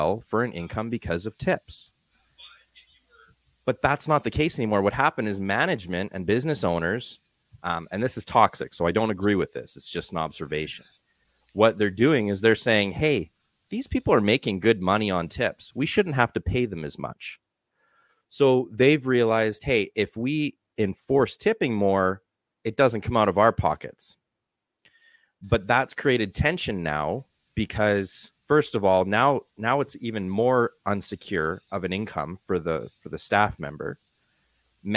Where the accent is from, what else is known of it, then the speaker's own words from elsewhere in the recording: Calgary, Alberta, Canada; I'm from Calgary, Canada.